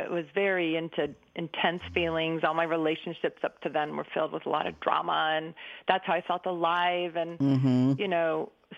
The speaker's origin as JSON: {"language": "English", "town": "Berkeley", "region": "California", "country": "United States", "tie": "born or raised there", "said": "I grew up in 1962 in Berkeley"}